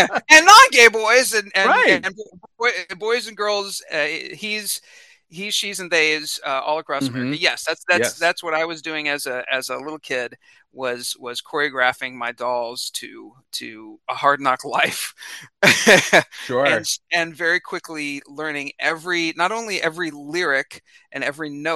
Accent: Independence, Missouri, United States; I grew up in Independence, Missouri, and it's a suburb of Kansas City.

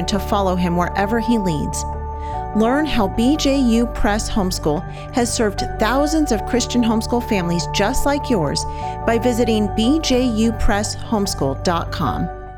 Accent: California, United States; moved away as an adult; We are from California, and when, you know, we've been gone now for 5 years

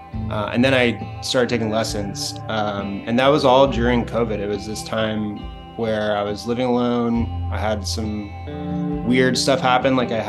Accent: Louisville, Kentucky, United States; also born or lived in Ireland / Chicago / New York / San Francisco; Ireland, and we moved around a lot, but probably where I would say I like grew up would be Kentucky. I grew up in Louisville, Kentucky, Chicago for school, and then New York and San Francisco.

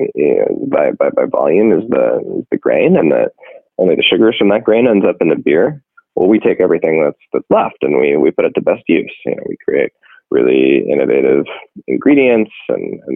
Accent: San Francisco, California, United States; this is my hometown. This is my community

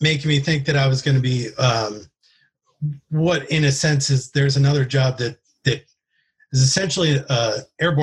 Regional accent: East Coast, United States; moved away; also born or lived in California; I'm from the East Coast

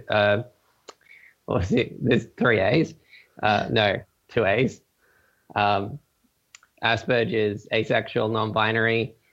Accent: Gold Coast, Queensland, Australia; now in Sydney, Australia; So, um, yes, I am Australian. I grew up in a number of places, um, mainly the Gold Coast, which you may have heard of because it's uh, Australia's like main tourist city.

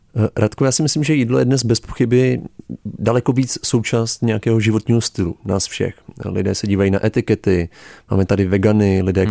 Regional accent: Prague, Czechia; jako Čech, jako Pražák

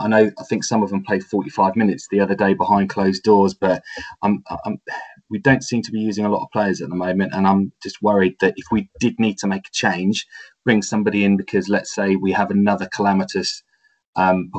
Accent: Lincolnshire, East Midlands, United Kingdom; moved away; I was born in Lincolnshire and I've got family up there still

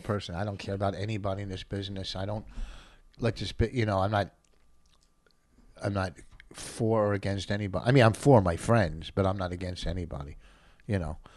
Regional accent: Plainfield, New Jersey, United States; also born or lived in New York; I grew up in Plainfield in a black neighborhood

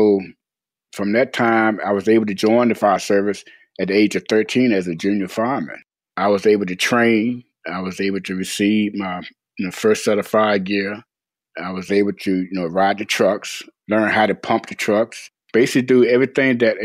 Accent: Hanover County, Virginia, United States; I was born and raised in Hanover County, Virginia

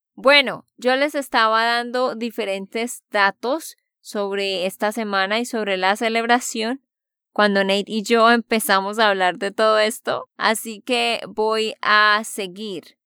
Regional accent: Santander, Colombia; de Santander, Colombia

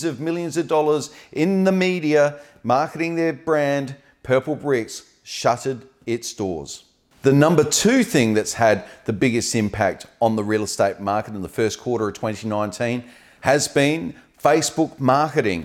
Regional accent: Australia; now in Adelaide, Australia

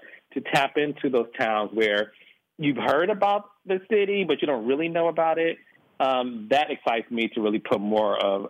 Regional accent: Detroit, Michigan, United States; No, I'm from Detroit, and I grew up in the whole era of Black excellence.

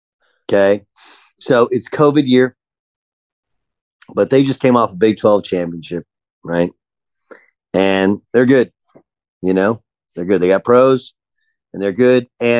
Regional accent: Texas, United States; You know, I grew up in Texas. They didn't recruit me.

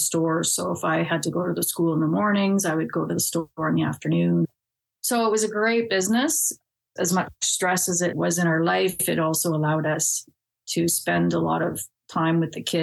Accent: Innisfil, Ontario, Canada; also born or lived in Toronto; I was born in Toronto. We lived there just for about 3 months, and then my parents moved up to Innisfil, Ontario, which is about an hour's north of Toronto

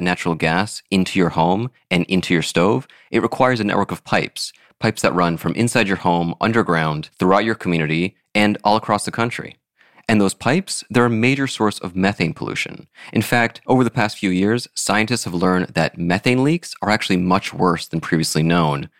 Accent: Florida, United States; moved away; I grew up in Florida where everyone had an electric stove

